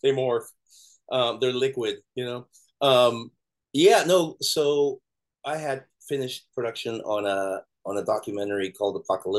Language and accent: English; Miami, Florida, United States; I'm growing up in Miami